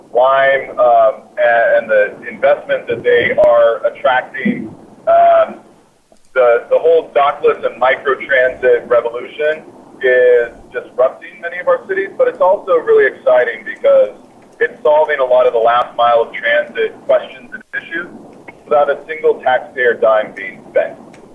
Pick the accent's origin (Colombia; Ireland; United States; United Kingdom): Ireland; Well, I was just in Ireland, and I'm Irish, so it's pretty simple.